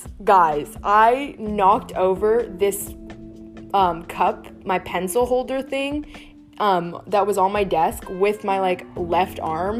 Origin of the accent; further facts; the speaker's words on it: India; I'm Indian, so we eat with our hands pretty frequently